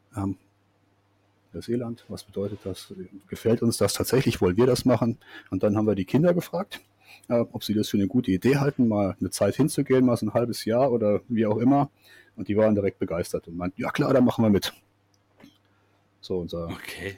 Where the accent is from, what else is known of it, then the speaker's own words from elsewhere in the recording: Siegerland, North Rhine-Westphalia, Germany; moved away as an adult; also born or lived in Karlsruhe; now in New Zealand; das Siegerland, wo ich aufgewachsen bin